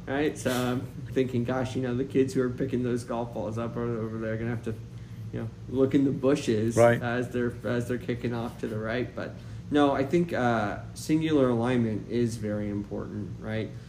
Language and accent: English; Nova Scotia, Canada; also born or lived in New Brunswick; now in Poway, United States; I grew up in Canada, uh, played a lot of junior golf successfully um, in Nova Scotia, New Brunswick.